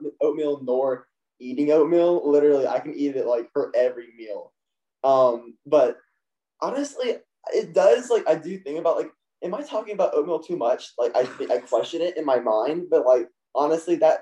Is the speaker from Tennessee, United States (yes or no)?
yes; a little bit south of Nashville, Tennessee, United States; So I am from a little bit south of Nashville. I'm born and raised here